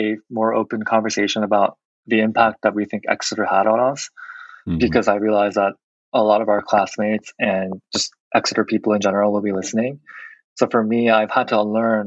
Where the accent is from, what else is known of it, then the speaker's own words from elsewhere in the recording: South Korea; accent: South Korean dialect; moved away; I was born in South Korea